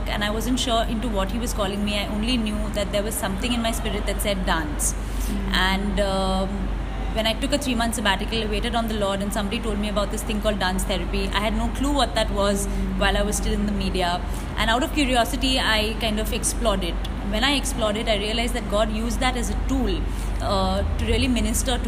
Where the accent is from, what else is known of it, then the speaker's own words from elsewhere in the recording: India; every time somebody asked me, where are you from, and I said I'm from India